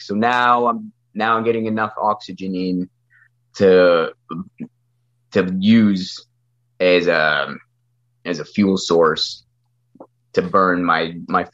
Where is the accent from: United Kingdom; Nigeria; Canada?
Canada; Thunder Bay, Ontario; born and raised in Thunder Bay